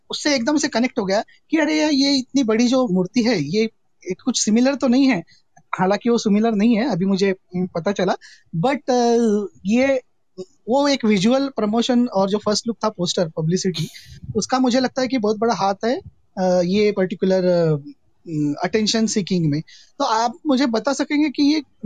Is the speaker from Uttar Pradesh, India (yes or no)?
no; Nagpur, Maharashtra, India; मैं नागपुर से हूँ